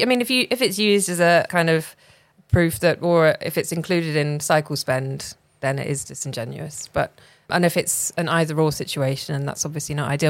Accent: rural England, United Kingdom; I grew up in Rail England

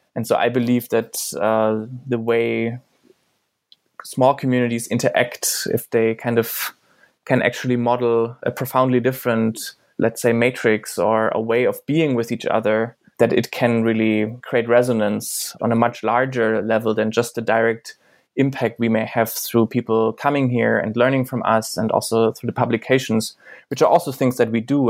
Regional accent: eastern Germany, Germany; I grew up in Germany

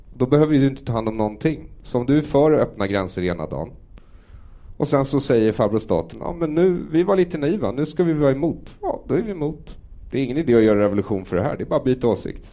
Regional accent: Sweden; den miljö jag har vuxit upp i här som är svensk

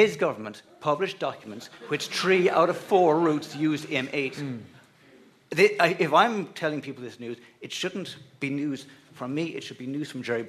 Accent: County Mayo, Connacht, Ireland; I'm from County Mayo, so I know that road very well

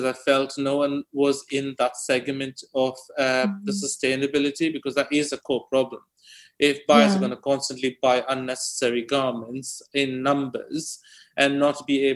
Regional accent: India; moved away; a village I was born in back in India

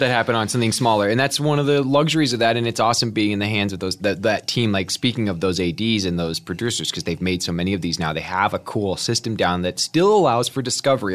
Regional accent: Kansas City, United States; also born or lived in Chicago; now in Los Angeles, United States; I grew up in Kansas City

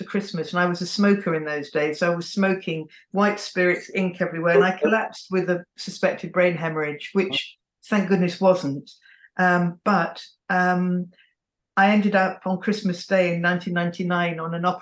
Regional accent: England, United Kingdom; I'm also English, because that's all I've known

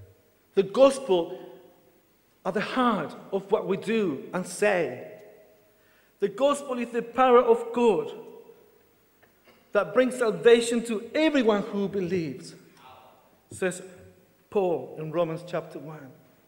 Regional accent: Chile; Actually, I could, because as a Chilean, I could have applied for the Spanish passport. But actually, I'm British.

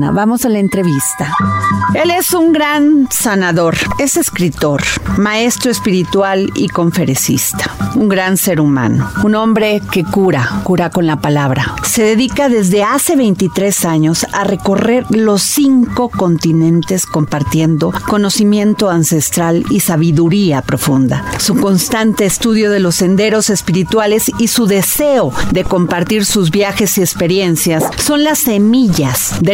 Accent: Veracruz, Mexico; yo soy eh, veracruzana

